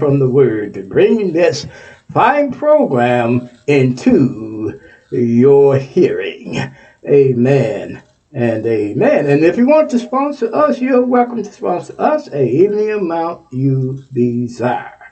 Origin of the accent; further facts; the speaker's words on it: Texas, United States; Texas, my home state